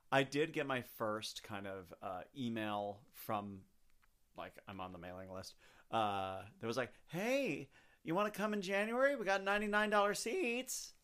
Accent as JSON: {"language": "English", "town": "Chicago", "region": "Illinois", "country": "United States", "moved": "yes", "said": "I'm from Chicago"}